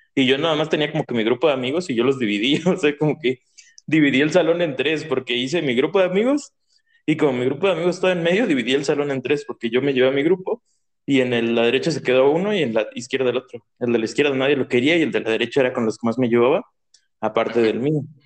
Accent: State of Mexico, Mexico; Yo soy del Estado de México. Bueno, entre el Estado de, México y Ciudad de México, porque tengo casa allá y casa aquí

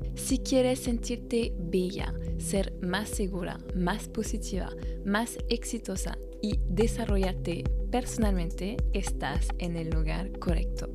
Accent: France; francesa y coach de imagen

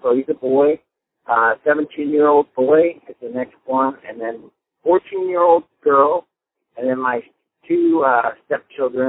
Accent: California, United States; also born or lived in Marin County, California; I was born and raised in California. I bounced back and forth between Northern California and Southern California.

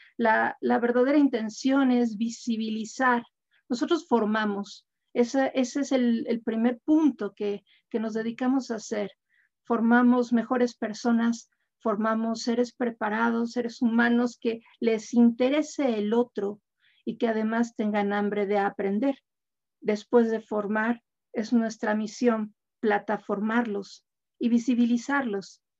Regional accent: Mexico; como mexicanos, somos un país muy joven

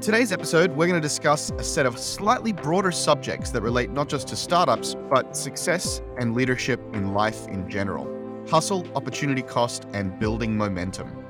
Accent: Brisbane, Queensland, Australia; moved away as an adult; also born or lived in Silicon Valley; Brisbane, which is my hometown

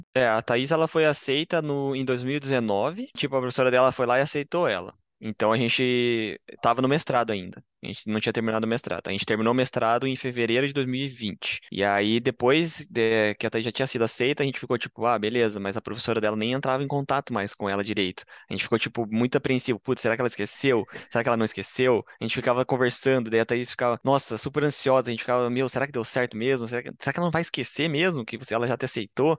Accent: Curitiba, Paraná, Brazil; moved away as an adult; now in Bochum, Germany; eu vim de Curitiba, uh, no Paraná

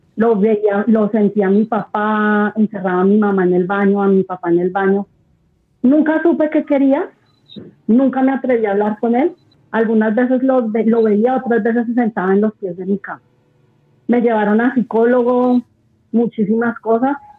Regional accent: Bogotá, Colombia; yo soy de Bogotá, de Colombia

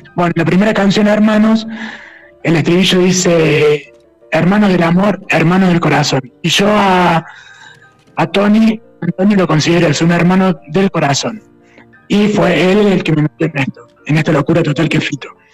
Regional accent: Villa María, Córdoba, Argentina; nosotros somos de Villa María

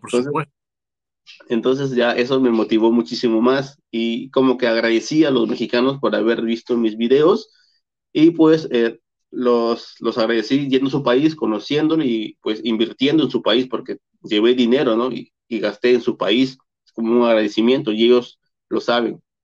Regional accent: Peru; como peruano

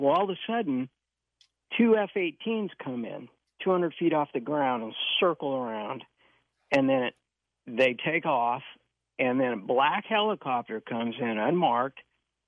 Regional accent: Modesto, California, United States; I was born and raised in Modesto

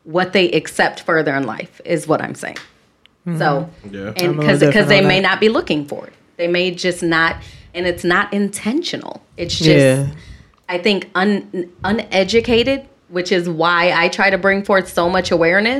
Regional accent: Chicago, Illinois, United States; I'm from Southside Chicago

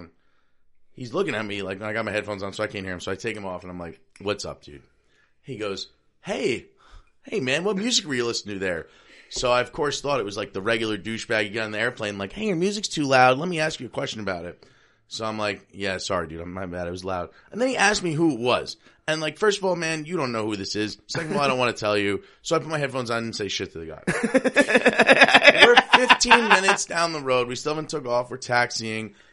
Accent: New York, United States; I am from New York

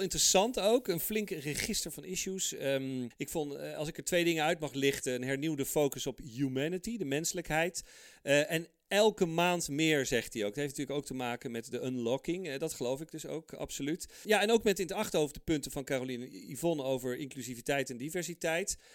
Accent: Netherlands; also born or lived in Heemstede; wij als Nederlanders

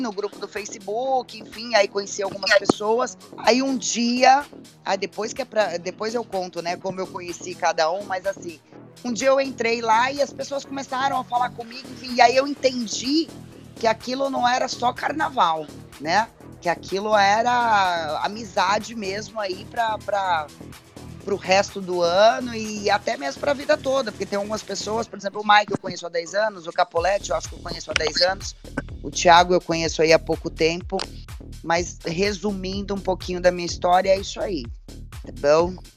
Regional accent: Belo Horizonte, Minas Gerais, Brazil; eu sou mineira também, viu, gente? Eu sou nascida em Belo Horizonte

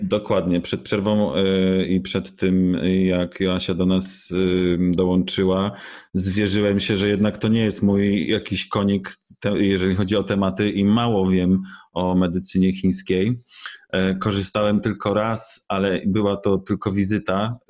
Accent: Poland; Jestem z Polski

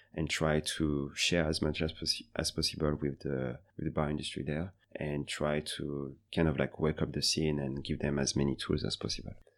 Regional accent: Paris, Île-de-France, France; moved away as an adult; also born or lived in Beijing, China; now in Seoul, South Korea; I'm from France, Paris, originally

